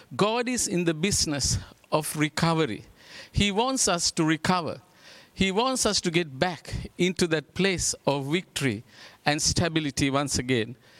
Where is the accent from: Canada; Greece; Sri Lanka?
Sri Lanka; We're from Sri Lanka